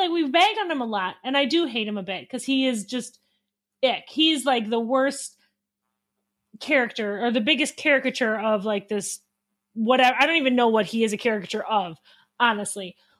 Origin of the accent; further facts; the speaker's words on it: Wisconsin, United States; I am from Wisconsin